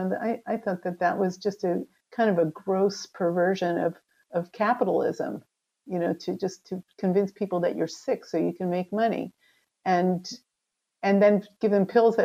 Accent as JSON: {"language": "English", "country": "United States", "tie": "born or raised there", "also_born_or_lived": "Israel", "moved": "as an adult", "said": "I grew up in the United States"}